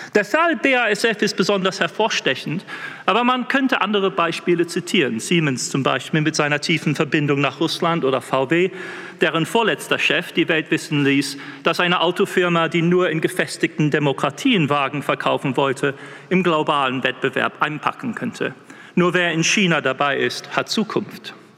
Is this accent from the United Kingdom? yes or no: yes; England, United Kingdom; accent: English; German is a second language; Ich mit meinem englischen Akzent